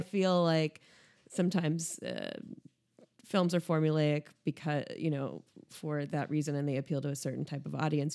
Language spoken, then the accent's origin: English; United States; speaking as an American